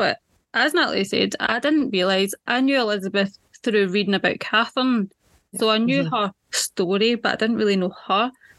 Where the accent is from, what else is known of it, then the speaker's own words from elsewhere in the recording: Scotland, United Kingdom; I'm Scottish.